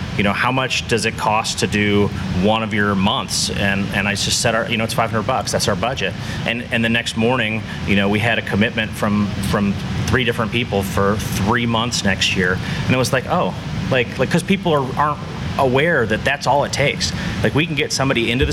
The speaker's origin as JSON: {"language": "English", "town": "Wheaton", "region": "Illinois", "country": "United States", "tie": "born or raised there", "said": "I grew up in the Chicago suburbs, Wheaton, Illinois."}